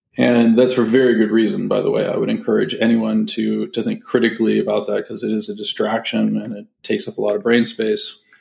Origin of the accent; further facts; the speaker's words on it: San Francisco Bay Area, California, United States; I grew up in the in the San Francisco Bay Area